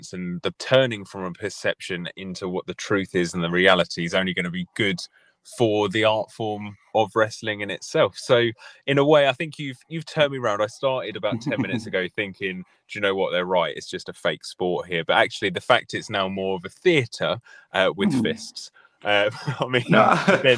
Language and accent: English; United Kingdom; I think we're very British